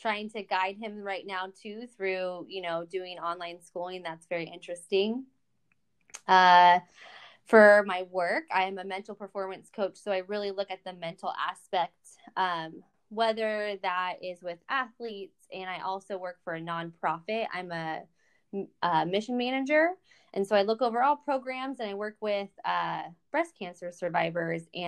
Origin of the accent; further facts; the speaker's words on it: San Diego, California, United States; moved away as an adult; also born or lived in Louisiana; I'm from California. I'm born and raised in San Diego.